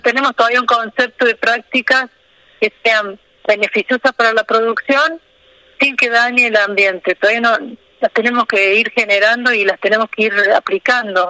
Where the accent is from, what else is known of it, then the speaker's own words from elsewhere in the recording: Río Tercero, Córdoba, Argentina; moved away as an adult; now in Villa Rumipal, Argentina; Yo soy de Río Tercero, que es una ciudad al sur de Córdoba. Sí, sí. Y bueno, ahí hice la secundaria, está mi familia